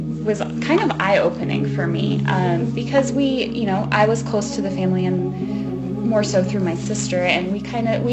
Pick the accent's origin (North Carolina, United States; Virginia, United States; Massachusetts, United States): North Carolina, United States; first language English; moved away as an adult; also born or lived in Georgia; now in Colorado, United States; I grew up in North Carolina, lived there my whole life until I moved to Colorado. I lived in Georgia for a couple of years, but that doesn't count